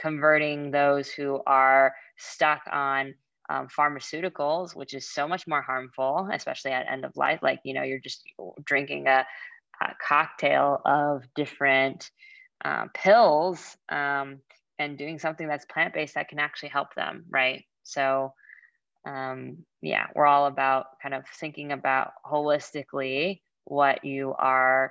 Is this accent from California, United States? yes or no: yes; California, United States; also born or lived in Boston; I was very sheltered growing up in California